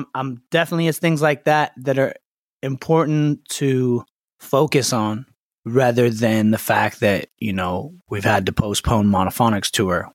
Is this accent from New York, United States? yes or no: no; Los Angeles, California, United States; I was born and raised in Los Angeles, in the Valley, Studio City.